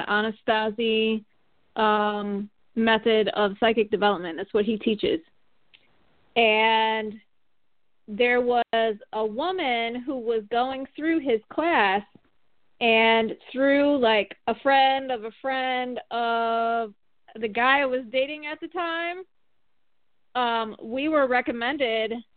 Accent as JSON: {"language": "English", "region": "Michigan", "country": "United States", "moved": "as an adult", "lives_now": "Atlanta, United States", "said": "I'm from Michigan originally, and I live in Atlanta, Georgia"}